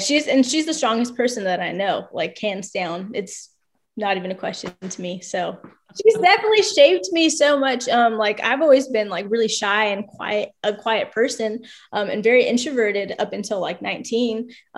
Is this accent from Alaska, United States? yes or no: yes; Alaska, United States; born there; My mom and dad were in the Army for 10 years, so that's why I was born in Alaska.